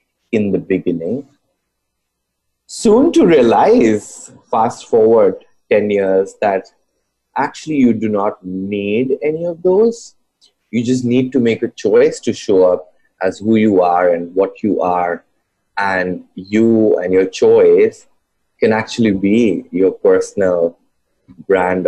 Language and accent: English; India; I grew up in India